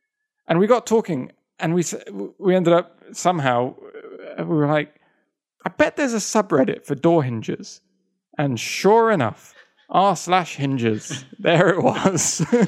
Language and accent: English; Russia; English is a second language; I'm from Russia. That's one of them. Russia.